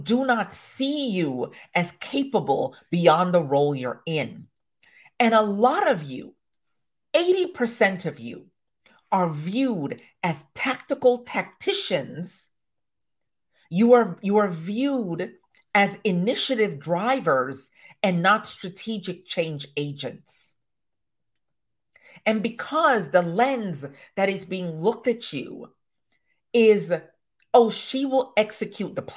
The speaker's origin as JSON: {"language": "English", "country": "Jamaica", "said": "I am a Jamaican woman to my core."}